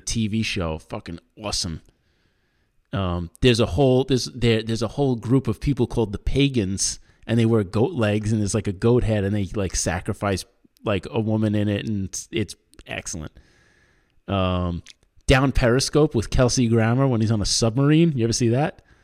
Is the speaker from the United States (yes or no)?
yes; Long Island, New York, United States; where I grew up in Long Island